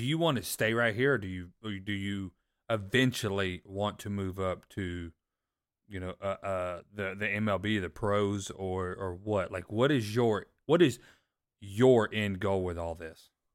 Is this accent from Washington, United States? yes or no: no; Panama City, Florida, United States; moved away as an adult; also born or lived in Northern Alabama; I grew up in Panama City, Florida, so not far away